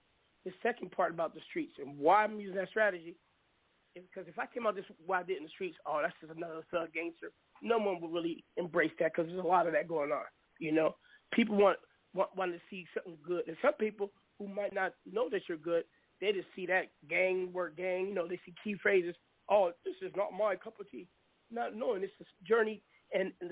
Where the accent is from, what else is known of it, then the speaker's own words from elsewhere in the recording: Seattle, Washington, United States; I grew up in the Leschi district of Seattle around a whole bunch of rich Hasidic Jews